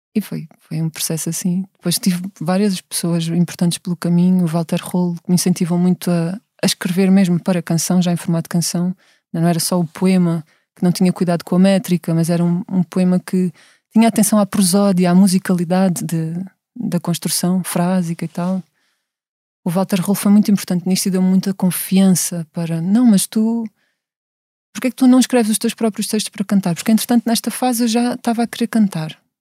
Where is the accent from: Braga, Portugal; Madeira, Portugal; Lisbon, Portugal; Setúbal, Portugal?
Setúbal, Portugal; accent: Setúbal accent; tenho uma voz muito setubalense